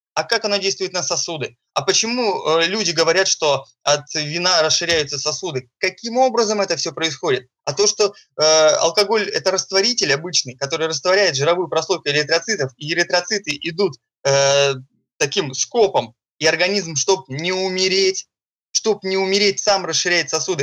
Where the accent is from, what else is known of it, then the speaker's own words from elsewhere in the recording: Saint Petersburg, Russia; я из Санкт-Петербурга.